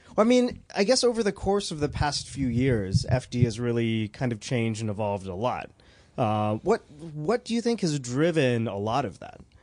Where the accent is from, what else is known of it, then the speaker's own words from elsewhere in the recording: Atlanta, Georgia, United States; I grew up in Atlanta